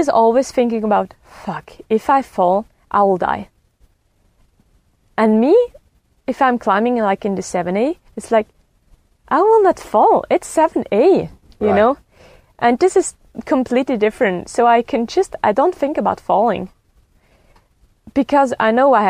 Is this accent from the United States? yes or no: no; Rätikon, Graubünden, Switzerland; I grew up in the Raticon, surrounded by mountains